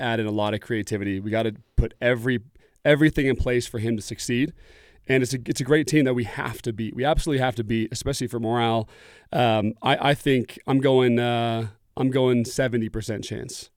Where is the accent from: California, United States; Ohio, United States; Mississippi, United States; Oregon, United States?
Oregon, United States; I grew up in Oregon